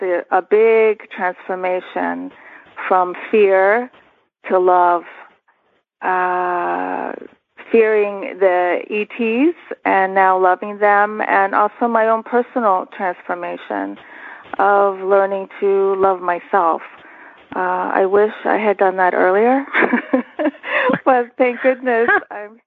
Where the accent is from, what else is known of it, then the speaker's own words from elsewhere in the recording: Washington, District of Columbia, United States; moved away as an adult; also born or lived in Istanbul, Turkey / Montreal, Canada / Capitol Hill, Washington, D.C.; now in North Carolina, United States; we came and we settled in the Washington, D.C. suburbs, which is where I did my growing up.